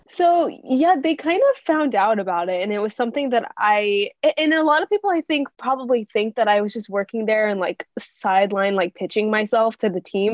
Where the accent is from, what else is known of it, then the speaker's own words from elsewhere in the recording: California, United States; growing up in an Indian household in a town in California where I was really the only Indian person that I knew